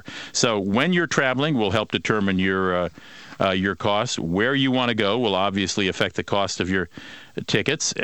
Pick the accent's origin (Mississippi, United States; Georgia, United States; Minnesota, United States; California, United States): Minnesota, United States; moved away; my home state of Minnesota